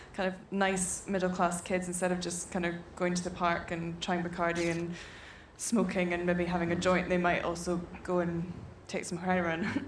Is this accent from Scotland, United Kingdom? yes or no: yes; Thurso, Scotland, United Kingdom; moved away; I'm from Thurso, and Thurso's you know the place that most of my heart. That's where I was brought up.